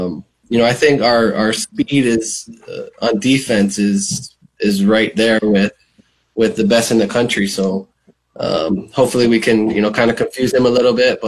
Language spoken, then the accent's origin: English; Hawaii, United States; I'm from Hawaii